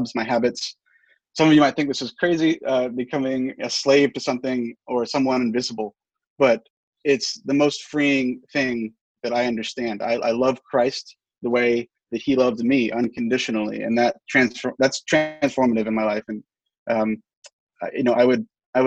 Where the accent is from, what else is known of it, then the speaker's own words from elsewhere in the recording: Charleston, United States; moved away; My mother and father were large contributors to the church in my hometown back in Charleston